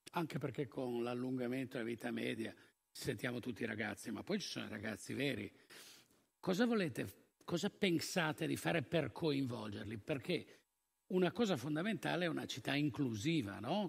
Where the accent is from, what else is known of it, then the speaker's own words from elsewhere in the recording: Turin, Piedmont, Italy; come torinesi